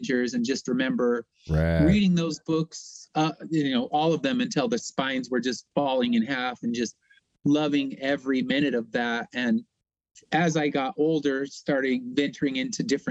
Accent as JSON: {"language": "English", "area": "Inland Empire", "region": "Southern California", "country": "United States", "said": "I'm from Southern California in the Inland Empire"}